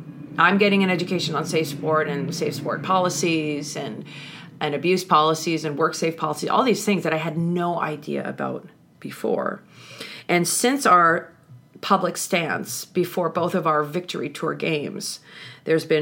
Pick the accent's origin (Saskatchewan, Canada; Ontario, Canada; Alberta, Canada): Alberta, Canada; just outside Edmonton; I was born just outside Edmonton